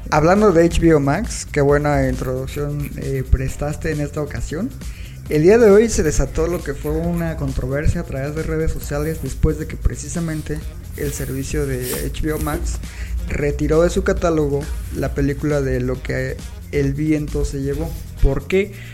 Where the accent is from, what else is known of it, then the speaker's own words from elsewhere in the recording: Mexico; uno como mexicano